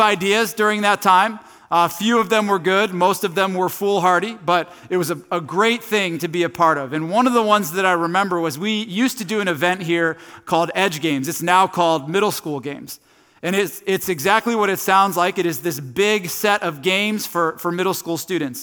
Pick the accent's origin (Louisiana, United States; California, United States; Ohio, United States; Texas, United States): Ohio, United States; Tallmadge; I grew up in Northeast Ohio. I've lived here my entire life. I grew up in a town called Talmadge